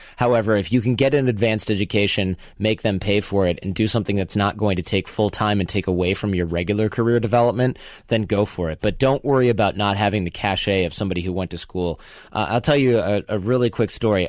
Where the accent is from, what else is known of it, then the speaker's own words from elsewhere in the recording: Michigan, United States; moved away; I'm from Michigan myself